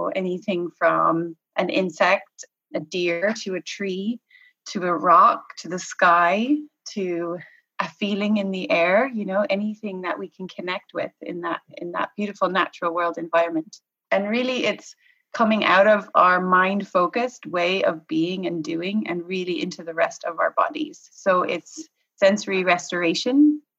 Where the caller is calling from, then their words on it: Galway, Connacht, Ireland; I am calling from Galway in the west of Ireland.